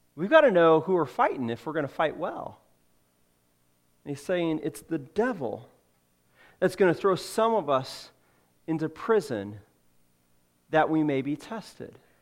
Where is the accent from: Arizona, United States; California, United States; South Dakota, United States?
California, United States; moved away; I grew up in California.